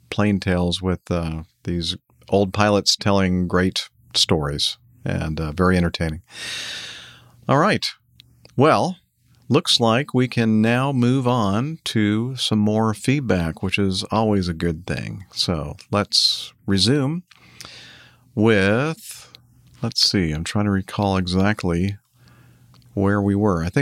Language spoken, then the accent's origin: English; Brazil; English is a second language; moved away; As you guys already know, I'm from Brazil, currently living in Acme headquarters city.